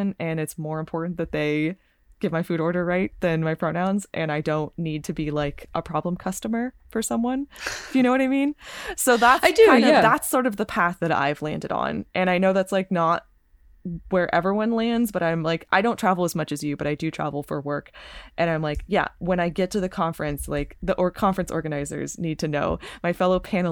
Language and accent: English; California, United States; I'm from California